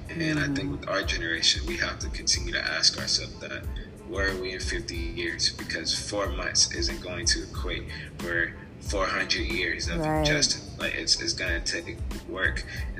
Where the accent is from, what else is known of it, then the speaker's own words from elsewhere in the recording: Louisville, Kentucky, United States; moved away as an adult; now in Nashville, United States; Yeah, I love Louisville. It's definitely my hometown.